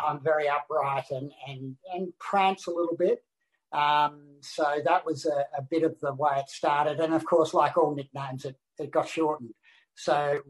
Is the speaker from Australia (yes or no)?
yes; Australia; I'm the only Australian